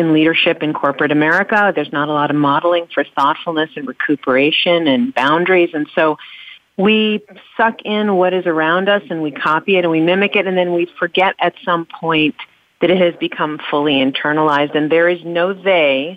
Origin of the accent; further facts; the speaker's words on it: New York City, New York, United States; I grew up in New York City